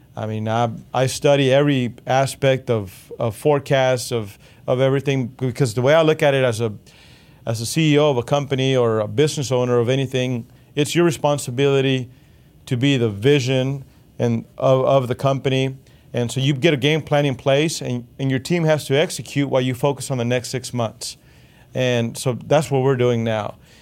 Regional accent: Texas, United States; we're Texan

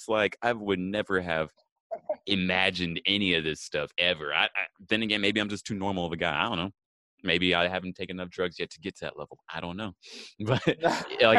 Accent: Texas, United States; now in California, United States; I'm from Texas

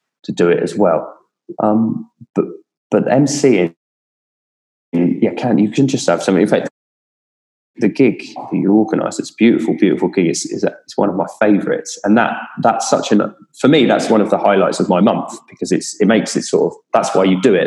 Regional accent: Kent, South East England, United Kingdom; I'm from Kent

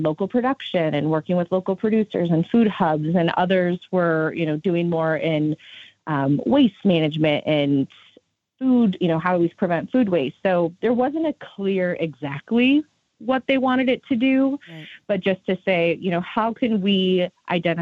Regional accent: Southwest Iowa, United States; I'm originally from Southwest Iowa

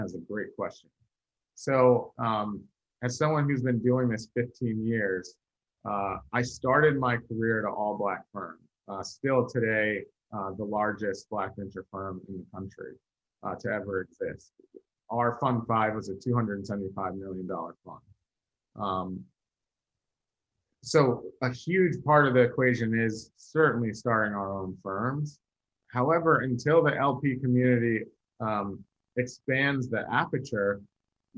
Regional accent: Virginia, United States; I'm from Virginia

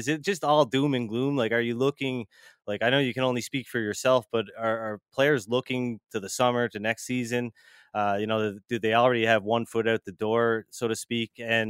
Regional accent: Cape Breton, Nova Scotia, Canada; Cape Breton, actually.

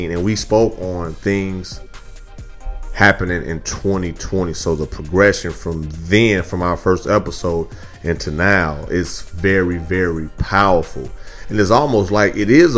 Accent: Midwest, United States; now in Houston, United States; I'm from the Midwest

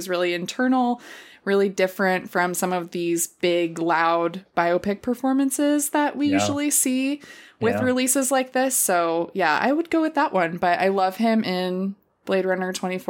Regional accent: Ohio, United States; And I'm from Ohio, and so is Neil Armstrong.

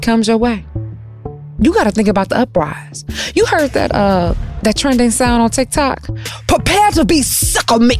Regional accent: Detroit, Michigan, United States; we're both from Detroit

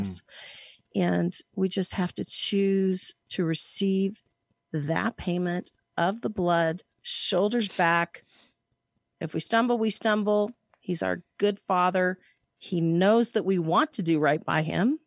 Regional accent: Hays, Kansas, United States; also born or lived in San Francisco Bay Area, California; now in Lake Tahoe, United States; I was born in Hays, Kansas.

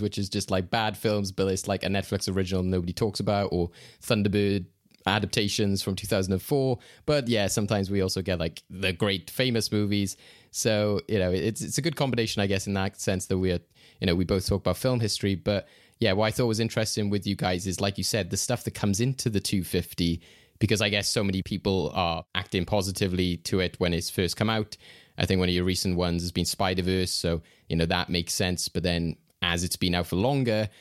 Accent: Wales, United Kingdom; we're two Welsh guys

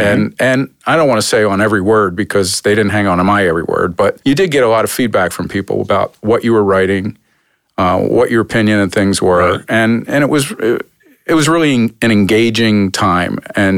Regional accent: Philadelphia, Pennsylvania, United States; moved away as an adult; also born or lived in Atlanta / San Diego; now in Cleveland, United States; the kind of town I grew up in Philadelphia.

